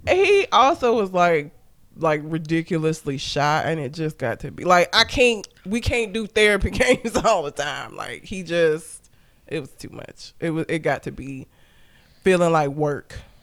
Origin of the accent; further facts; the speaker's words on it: Alabama, United States; I'm from the South